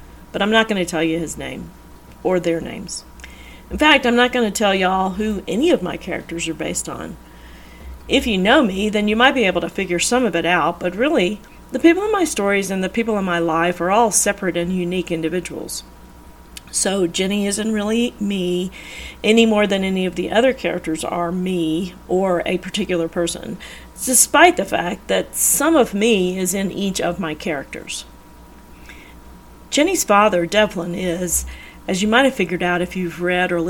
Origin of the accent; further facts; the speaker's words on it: the South, United States; I am from the South